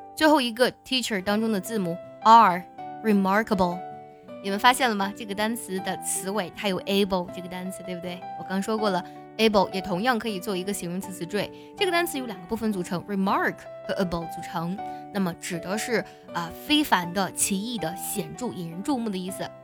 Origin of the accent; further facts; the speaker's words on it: China; 我非常感激我生在这个国度